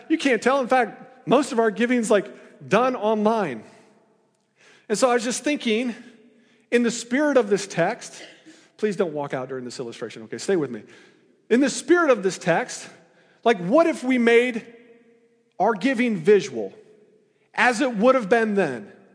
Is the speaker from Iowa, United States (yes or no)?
yes; Iowa, United States; now in Missouri, United States; I'm from Iowa, you know, I went to Iowa State